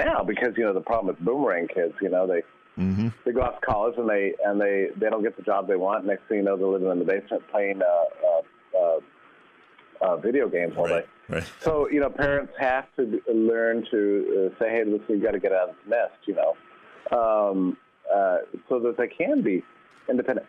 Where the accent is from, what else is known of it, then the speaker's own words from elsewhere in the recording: Texas, United States; I was raised in a gun family, I'm from Texas